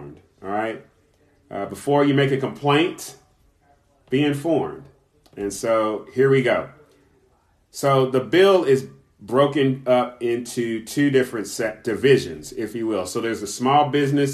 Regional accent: Kentucky, United States; my home state, my birth state, Kentucky

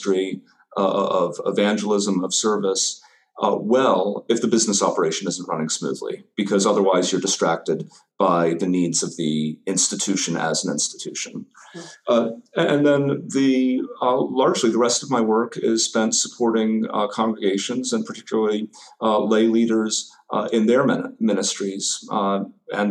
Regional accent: North Carolina, United States; moved away as an adult; now in Indianapolis, United States; I grew up in North Carolina, but came to Indiana for college in the early 90s and stuck around

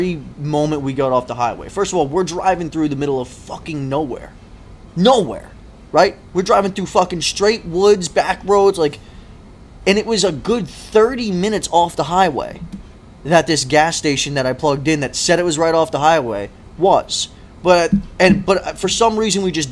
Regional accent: Pennsylvania, United States; we are from Pennsylvania.

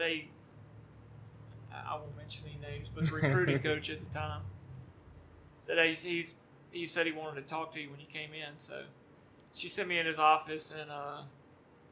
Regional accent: Baton Rouge, Louisiana, United States; I'm from Baton Rouge. I graduated from Dunham School in 1998

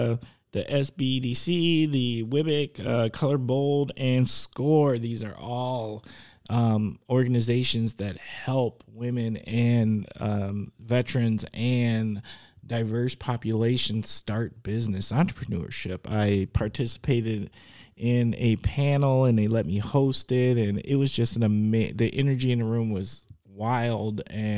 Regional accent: Milwaukee, Wisconsin, United States; Because I'm from the Mill.

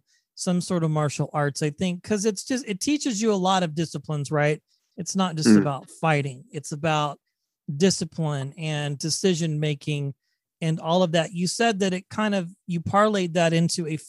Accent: West Coast, United States; I have an accent. I'm an American. I'm on the West Coast.

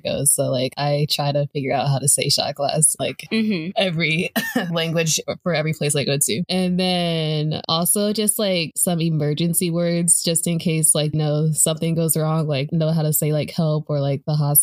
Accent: United States; being an American speaking English

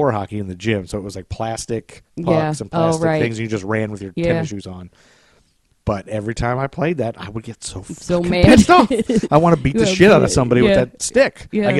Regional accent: Toledo, Ohio, United States; I'm from Toledo

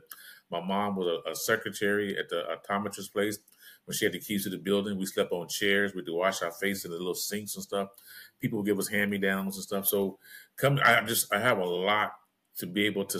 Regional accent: Los Angeles, California, United States; Growing up in South Central LA, it was hard out there

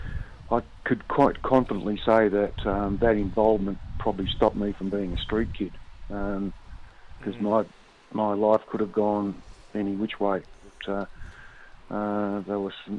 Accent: Melbourne, Victoria, Australia; I grew up around the Bentley area in Metro Melbourne

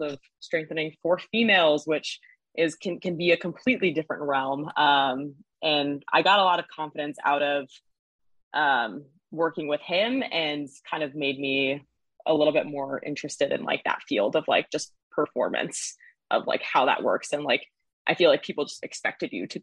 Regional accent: Southern California, United States; moved away as an adult; now in Boston, United States; I'm originally from Southern California, but came out here for school and went to Northeastern and then just ended up staying after college.

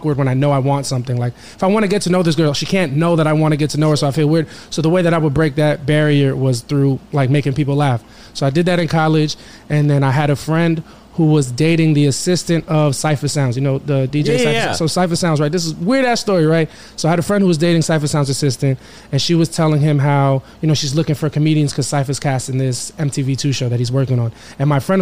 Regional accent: Valley Stream, New York, United States; now in Queens, United States; I grew up in Long Island, Valley Stream, New York

